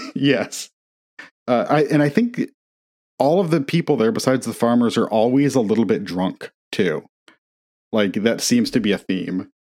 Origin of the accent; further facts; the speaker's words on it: Indiana, United States; growing up in Indiana, we had an, a big fireplace